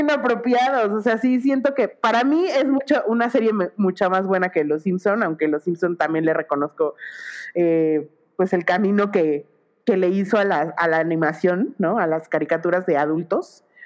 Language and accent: Spanish; Mexico